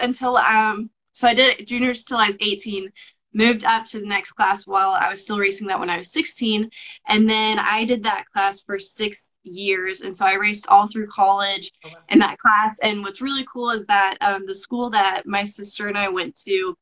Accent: Kansas, United States; I'm from Kansas

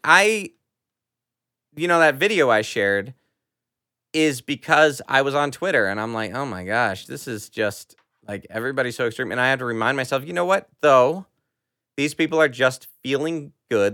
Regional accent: United States

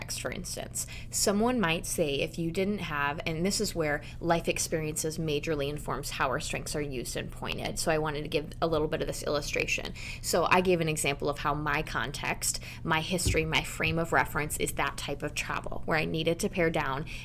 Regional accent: Denmark; my home country of Denmark

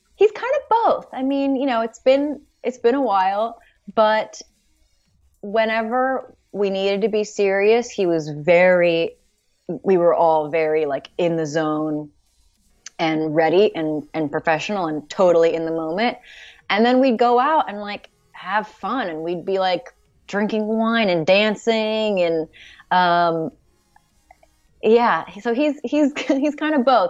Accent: Los Angeles, California, United States; I'm, I'm from L A, you know, I grew up in in the San Fernando Valley in Los Angeles

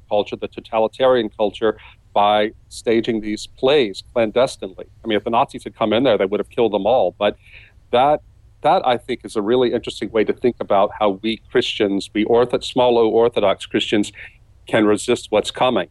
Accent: South Louisiana, United States; Here in my hometown, again, tiny town in the deep South, culturally conservative.

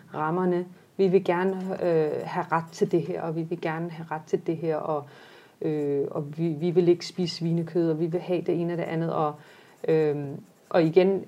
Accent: Denmark; mange af vores generation netop folk, der er født og opvokset i Danmark

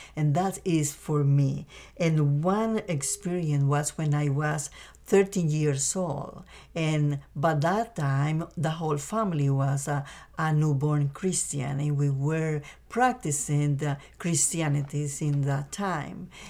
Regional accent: Costa Rica; moved away; I grew up in a beautiful and small country called Costa Rica in Central America

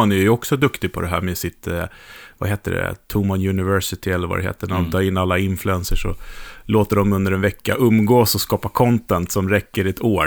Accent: Sweden; för mig som svensk

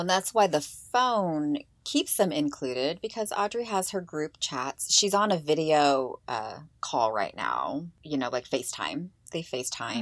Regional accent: Eastern Washington, United States; grew up in, you know, Eastern Washington

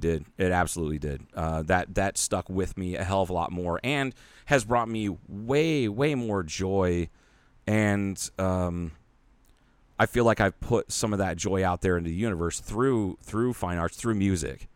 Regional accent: Ohio, United States; moved away; a big Japanese population in my hometown because of, uh, the, uh, Panasonic plant

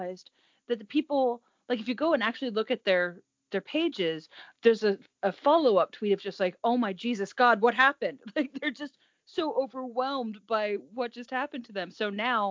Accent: United States; I am your American hostess

